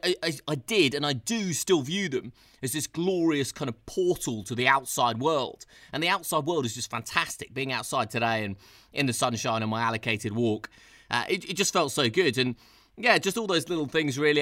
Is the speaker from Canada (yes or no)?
no; London, United Kingdom; I'm a Londoner